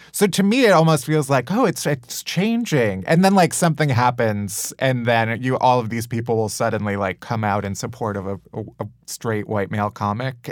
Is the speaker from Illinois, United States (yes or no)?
yes; Chicago, Illinois, United States; I'm from Chicago also